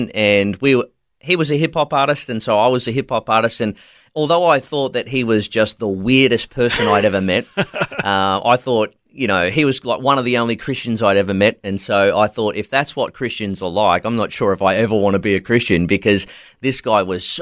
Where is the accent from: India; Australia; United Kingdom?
Australia; country Victoria; moved away as an adult; also born or lived in Nerang, Gold Coast, Queensland; was raised in country Victoria, but moved up to Queensland when I was 18 years old